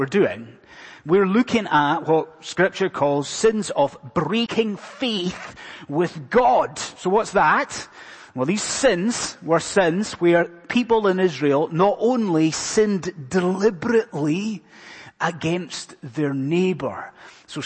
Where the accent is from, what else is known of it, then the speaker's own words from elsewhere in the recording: Scotland, United Kingdom; being a Scotsman, not an Irishman